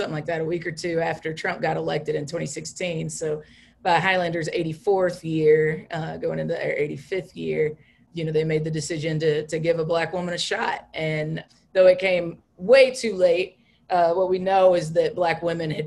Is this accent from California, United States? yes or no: no; Tennessee, United States; I'm from Tennessee